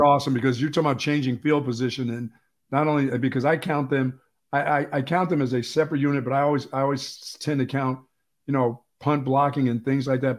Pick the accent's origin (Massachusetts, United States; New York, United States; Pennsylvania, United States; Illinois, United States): Pennsylvania, United States; moved away; I grew up in Pennsylvania